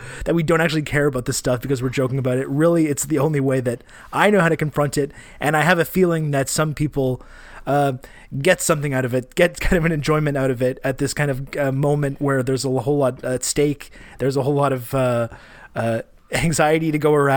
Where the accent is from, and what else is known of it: Canada; accent: Canadian